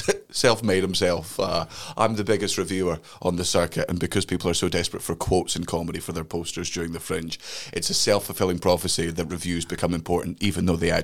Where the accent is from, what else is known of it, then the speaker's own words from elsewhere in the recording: Fife, Scotland, United Kingdom; I grew up in Fife. I fucking hate it.